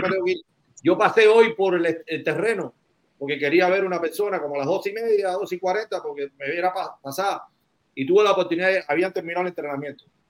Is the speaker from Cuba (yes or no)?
yes; Guantánamo, Cuba; now in United States; yo soy barcero de Guantánamo